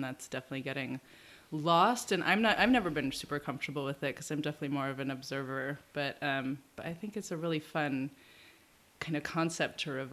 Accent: New Jersey, United States; also born or lived in Florida; I grew up in New Jersey, went to public school there until like eighth grade, and then my family moved to Florida for 2 years.

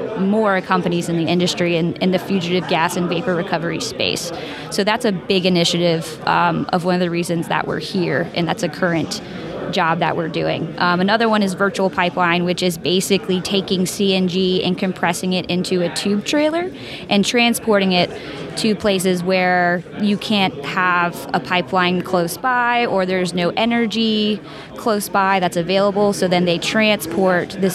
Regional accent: Virginia Beach, Virginia, United States; I grew up in Virginia Beach, Virginia

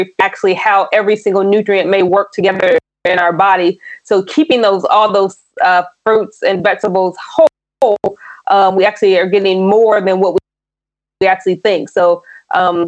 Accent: Indiana, United States; also born or lived in Tennessee, United States; now in Bay Area, United States; I grew up in Indiana, but I lived in Tennessee for a while

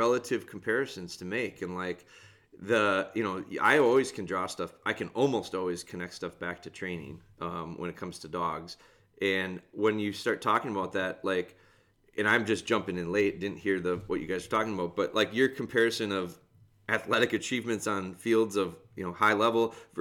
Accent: Green Bay, Wisconsin, United States; growing up in Green Bay.

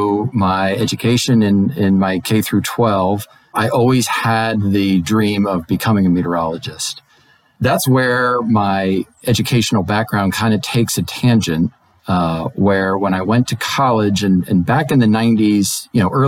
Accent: outside of Philadelphia, Pennsylvania, United States; moved away as an adult; also born or lived in Raleigh, North Carolina / Alexandria, Virginia; growing up outside of Philadelphia and in the suburbs.

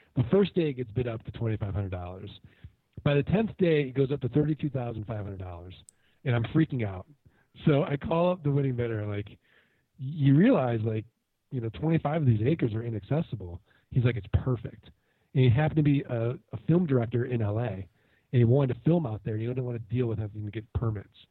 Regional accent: St. Louis, Missouri, United States; now in Arizona, United States; I'm originally from Saint Louis, Missouri, the Show Me State

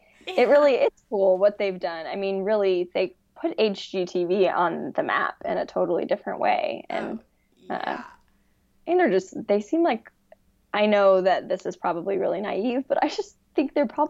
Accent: Dallas, Texas, United States; also born or lived in Colorado / Austin, Texas; now in Houston, United States; I live in Texas. I live in Houston. I've been here for 5 years. I grew up in Dallas, except for the third grade, which I claim is the best year of my life. I lived in Colorado for, like, 10 months

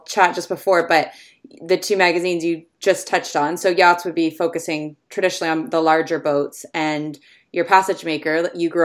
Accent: Canada; moved away as an adult; also born or lived in England; I grew up sailing in Canada on the lakes

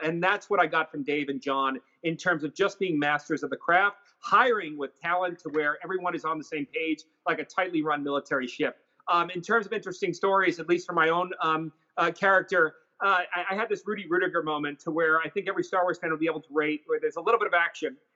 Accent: New York, United States; I'm from New York

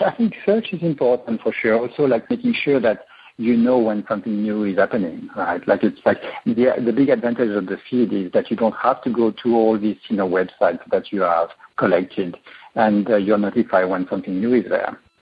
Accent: France; moved away as an adult; now in Silicon Valley, United States; I was born in France

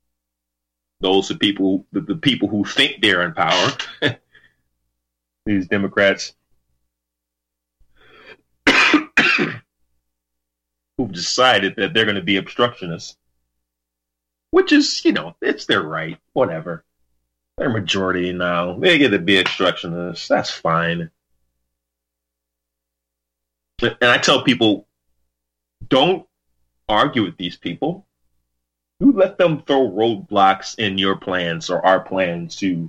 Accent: United States; as an American, as a God-fearing American, believe in the ultimate creator

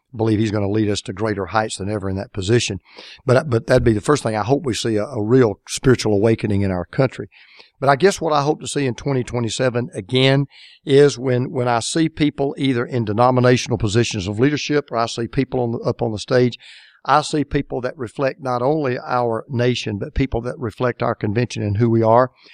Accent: Atlanta, Georgia, United States; my hometown, Atlanta, Georgia.

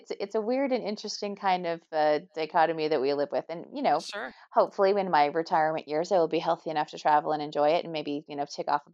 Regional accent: Canada; Being Canadian

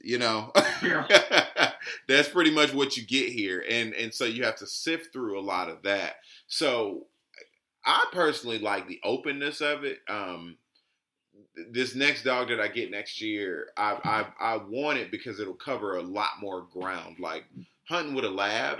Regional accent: Georgia, United States; I'm just from Georgia

